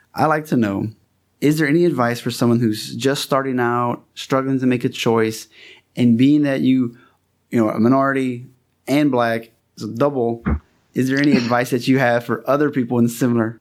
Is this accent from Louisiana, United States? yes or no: yes; Louisiana, United States; I'm from Louisiana.